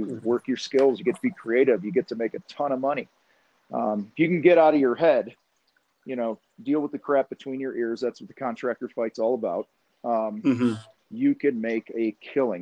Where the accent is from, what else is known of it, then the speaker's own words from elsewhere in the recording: outside of Chicago, Illinois, United States; I grew up outside of Chicago